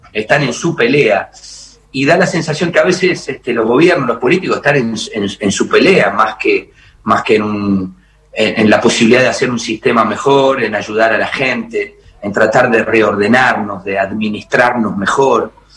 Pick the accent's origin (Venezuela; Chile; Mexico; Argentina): Argentina; cantor argentino